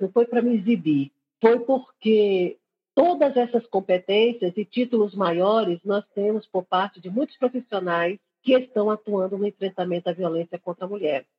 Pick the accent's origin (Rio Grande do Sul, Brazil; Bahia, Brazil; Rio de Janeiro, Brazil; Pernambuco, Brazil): Pernambuco, Brazil; Recife; estou aqui em Recife, não é em Pernambuco, estou aqui na capital, eu sou recifense